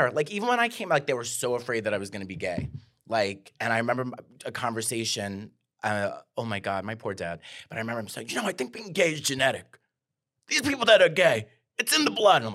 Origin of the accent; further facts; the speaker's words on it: New York, United States; and I went into Dunkin' Donuts because I'm from New York